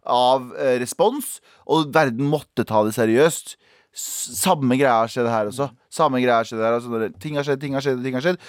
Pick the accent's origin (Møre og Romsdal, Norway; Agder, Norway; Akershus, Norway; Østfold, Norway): Østfold, Norway; Mysen; jeg er fra Mysen